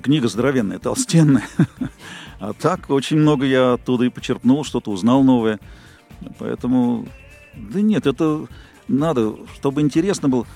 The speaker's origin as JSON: {"language": "Russian", "region": "Moscow", "country": "Russia", "tie": "born or raised there", "said": "родился в Москве в далеком 54 году. Садик, школа, институт"}